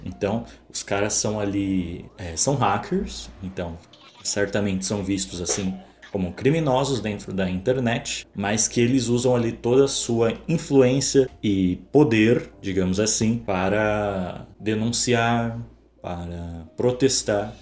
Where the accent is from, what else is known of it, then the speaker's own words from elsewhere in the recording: São Paulo, Brazil; ativei mais uma conquista aí como paulistano